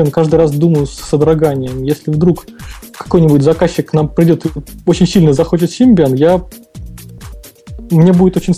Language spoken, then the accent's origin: Russian; Saint Petersburg, Russia; все тут же из того же самого Санкт-Петербурга.